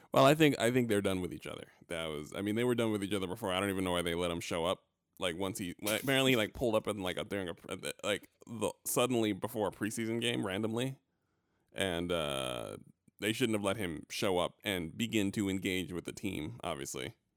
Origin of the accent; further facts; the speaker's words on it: New York, United States; I'm from New York